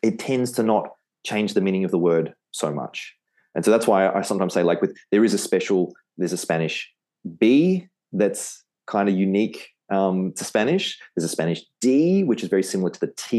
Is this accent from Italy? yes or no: no; Australia; accent: Australian; my Australian accent